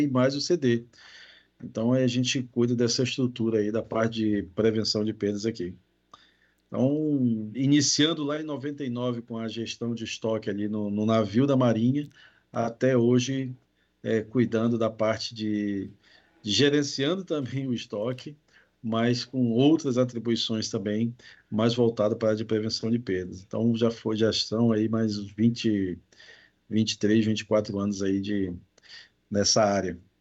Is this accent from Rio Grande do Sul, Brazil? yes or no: no; Belém, Pará, Brazil; now in Espírito Santo, Brazil; sou de Belém do Pará, lá do norte